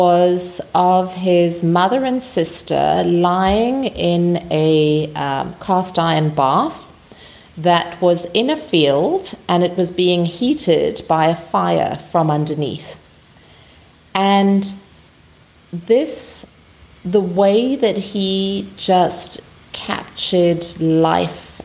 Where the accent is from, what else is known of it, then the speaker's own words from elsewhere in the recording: South Africa; I'm from South Africa